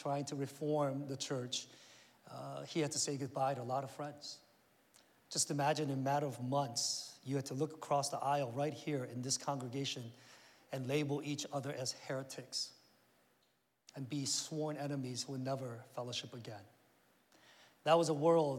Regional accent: Northern Virginia, United States; moved away as an adult; also born or lived in Korea; I grew up here in Northern Virginia, went to Oakton High School

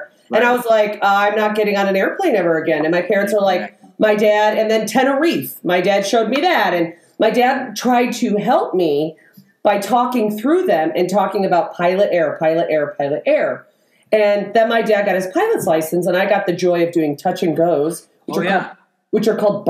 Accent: Chicago, Illinois, United States; So this is what got me was I grew up in Chicago, as we all know.

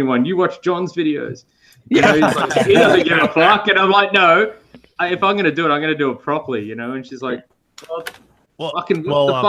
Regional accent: Australia; I'm Australian.

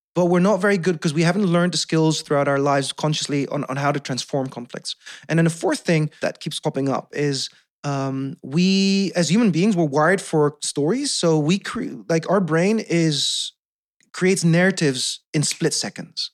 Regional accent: Netherlands; first language Dutch; English is a second language; also born or lived in South Korea; being adopted, growing up in the Netherlands

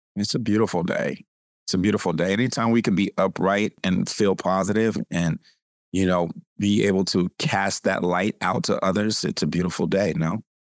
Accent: California, United States; I'm from California.

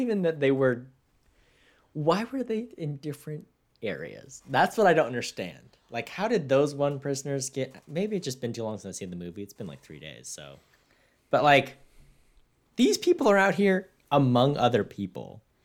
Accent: Victorville, California, United States; I'm from Victorville

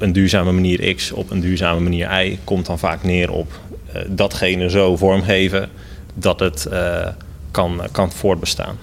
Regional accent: Netherlands; also born or lived in Rotterdam; now in Gouda, Netherlands; helemaal als Nederlander

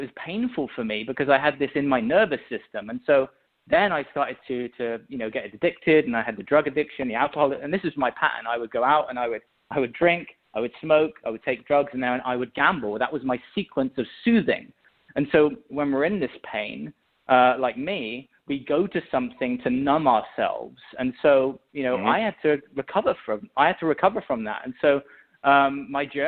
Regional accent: England, United Kingdom; I was born in England, and I mean, I had a pretty normal childhood growing up, honestly

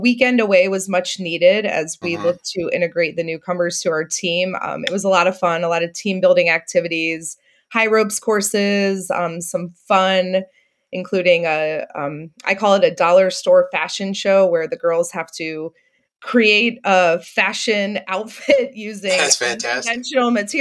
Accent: South Carolina, United States; moved away as an adult; now in Illinois, United States; So I actually grew up in the South. I'm originally from South Carolina

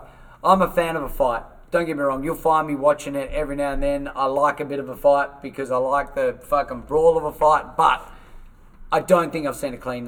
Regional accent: Paralowie, South Australia, Australia; We're from Paralowie.

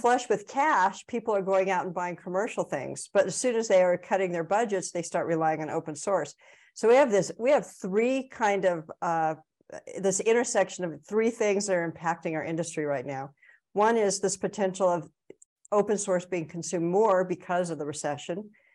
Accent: California, United States; I'm from California

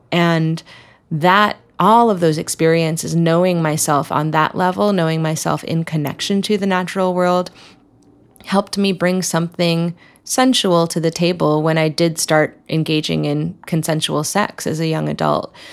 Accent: New Jersey, United States; I come from a small town in New Jersey, right outside New York City

